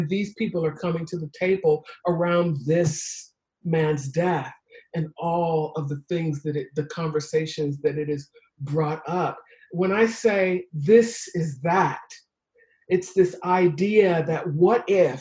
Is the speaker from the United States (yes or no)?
yes; Detroit, Michigan, United States; I was raised in Detroit